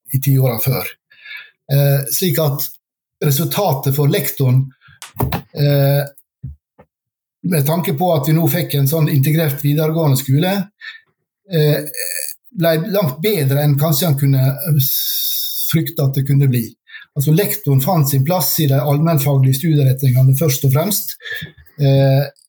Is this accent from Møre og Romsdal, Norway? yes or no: yes; Sunnmøre, Møre og Romsdal, Norway; now in Oslo, Norway; jeg er sunnmøring, bor i Oslo